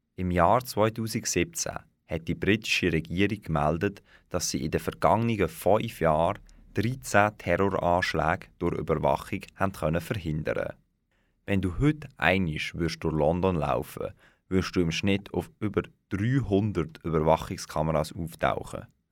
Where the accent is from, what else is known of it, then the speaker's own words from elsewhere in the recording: Switzerland; Bei uns in der Schweiz